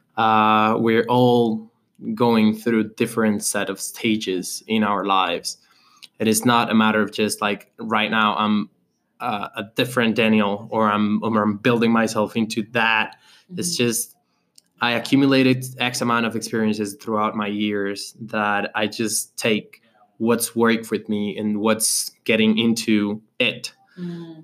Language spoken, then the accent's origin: English; Colombia; now in Medellín, Colombia; I was from Colombia